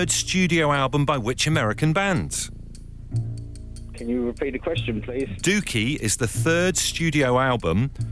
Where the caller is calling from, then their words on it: Essex, East of England, United Kingdom; I'm calling from Essex.